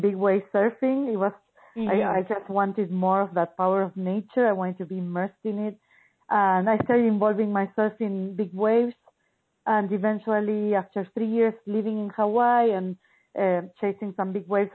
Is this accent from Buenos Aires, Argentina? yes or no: yes; Buenos Aires, Argentina; I grew up in Buenos Aires, Argentina, and it's a big city.